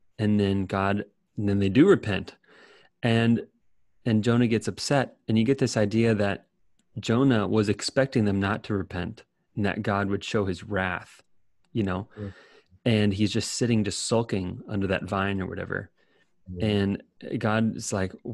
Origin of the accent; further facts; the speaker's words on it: United States; as an American